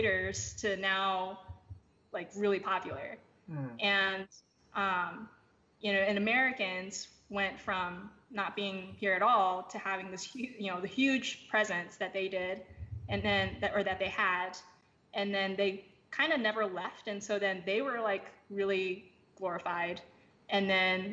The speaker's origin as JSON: {"language": "English", "country": "Taiwan", "tie": "born or raised there", "first_language": "English", "said": "when we were growing up in Taiwan"}